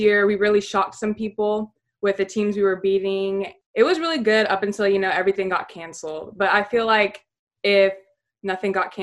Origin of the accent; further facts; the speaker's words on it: Keller, Texas, United States; I'm from Keller, Texas, and I'm 17 years old.